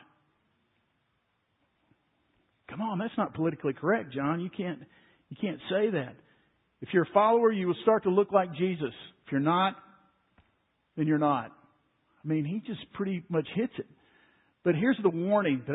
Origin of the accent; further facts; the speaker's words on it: Waco, Texas, United States; Growing up in Waco, when I was 10 years old, we went over to First Baptist Church Waco